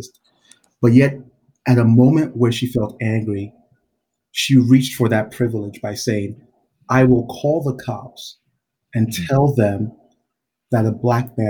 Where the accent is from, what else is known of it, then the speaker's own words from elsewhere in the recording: Georgia, South Carolina, United States; also born or lived in Nigeria; I'm from Nigeria, moved here to the South, South Carolina, Georgia from Nigeria. Very difficult transition. So growing up, those formative years there